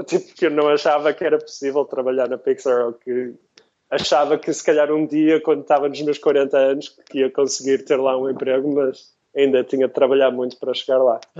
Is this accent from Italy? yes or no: no; Porto, Norte, Portugal; moved away as an adult; also born or lived in London, United Kingdom; now in San Francisco, United States; crescendo no Porto, crescendo em Portugal